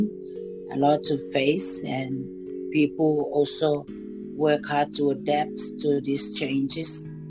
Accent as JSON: {"language": "English", "country": "Kiribati", "said": "I'm from Kiribati."}